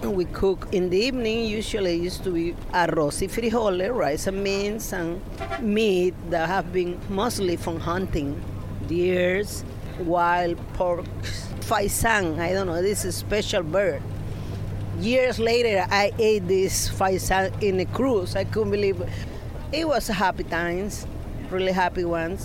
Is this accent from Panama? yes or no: yes; Panama; also born or lived in Panama City, Panama / Fort Bragg, United States; I was born in Santiago, a small town like 15 minutes from Santiago